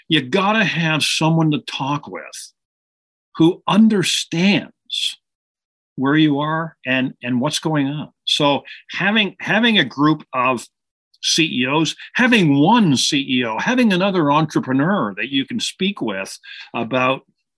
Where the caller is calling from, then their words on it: Toronto, Ontario, Canada; calling in from Toronto, Canada today, just north of Toronto.